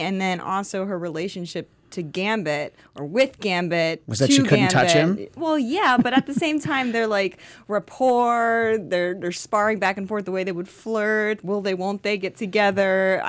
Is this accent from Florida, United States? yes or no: yes; Florida, United States; I didn't grow up in the South. I grew up in Florida